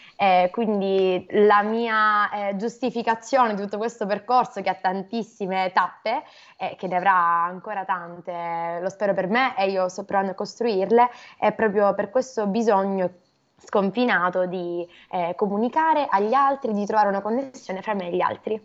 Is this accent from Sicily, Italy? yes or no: yes; Catania, Sicily, Italy; da Catania, in Sicilia.